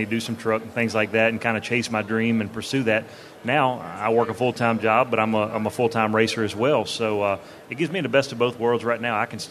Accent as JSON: {"language": "English", "region": "Southern Virginia", "country": "United States", "said": "We're from Southern Virginia"}